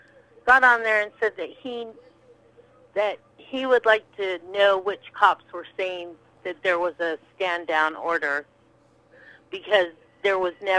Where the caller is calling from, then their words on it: Los Angeles, California, United States; from L.A.